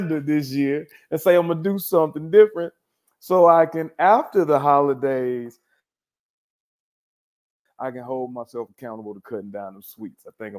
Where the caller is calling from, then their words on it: Irving, Texas, United States; Man, I am in Irving, Texas, man. I'm actually in Las Colinas, a little small suburb out here in Irving, Texas.